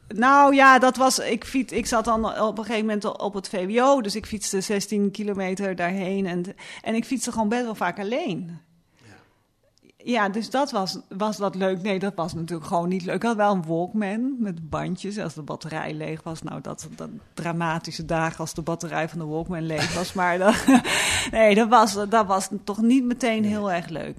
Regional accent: Luttelgeest, Flevoland, Netherlands; waar ik ben opgegroeid in de Noordoostpolder

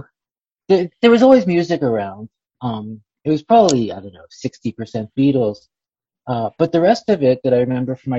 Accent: Philadelphia, Pennsylvania, United States; I'm from Philadelphia

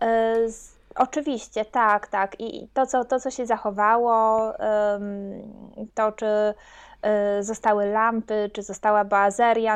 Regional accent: Silesian Voivodeship, Poland; pochodzę ze Śląska

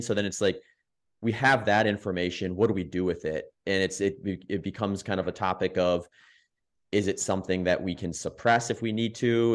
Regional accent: the Midwest, Wisconsin, United States; I grew up in the Midwest, lived in Wisconsin, that's where I ran high school and college

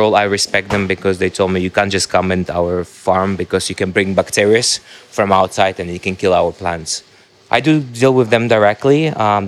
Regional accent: Dubai, United Arab Emirates; I grew up in Dubai

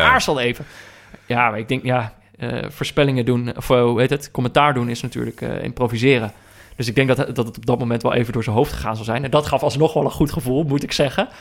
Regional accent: North Brabant, Netherlands; moved away; also born or lived in Amsterdam; ik ben opgegroeid in Brabant.

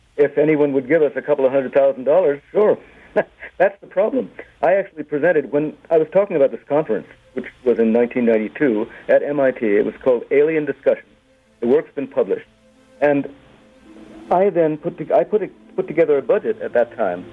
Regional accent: United States; I am an American, a dual national

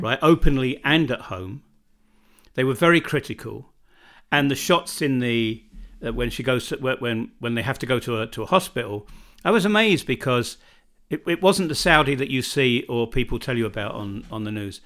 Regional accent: United Kingdom; born or raised there; moved away as an adult; now in Čardačani, Bosnia and Herzegovina

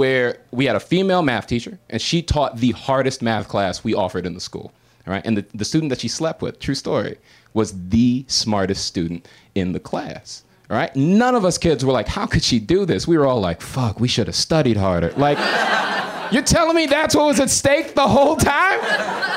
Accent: Florida, United States; born or raised there; moved away as an adult; now in Los Angeles, United States

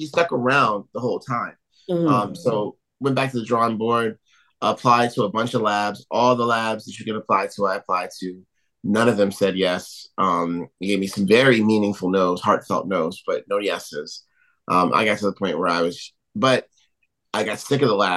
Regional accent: New York, United States; I'm from New York.

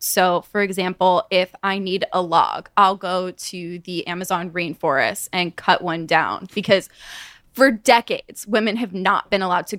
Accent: Santa Clarita, California, United States; I'm from just outside of Hollywood.

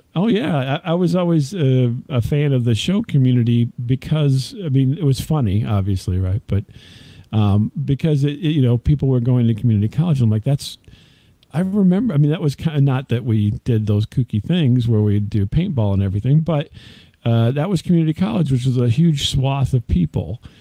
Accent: downstate Illinois, United States; i'm not from chicago i'm actually from uh, downstate illinois

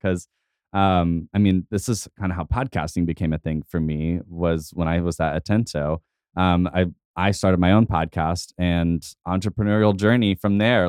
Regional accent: Tulsa, Oklahoma, United States; also born or lived in Muskogee, Oklahoma / Tahlequah, Oklahoma; I grew up here, uh, for the most part, uh, age nine on

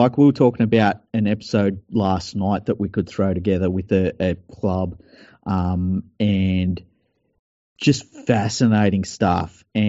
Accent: Mount Druitt, New South Wales, Australia; Yeah, I grew up in Mount Druitt where, you know, you jump over the fence, you might be torn apart by dogs.

